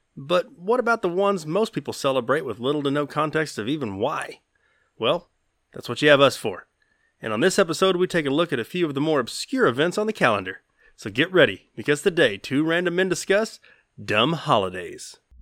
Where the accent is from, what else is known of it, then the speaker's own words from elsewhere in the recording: the South, United States; accent: southern; my southern accent